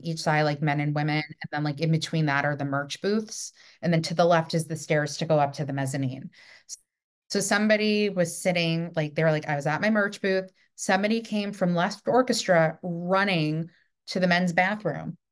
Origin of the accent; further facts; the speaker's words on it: New York, United States; I'm from New York